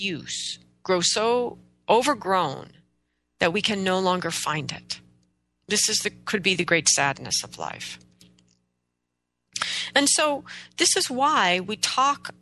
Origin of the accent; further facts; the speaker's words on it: Oregon, United States; I was born and raised in Oregon, in the Pacific Northwest of the United States.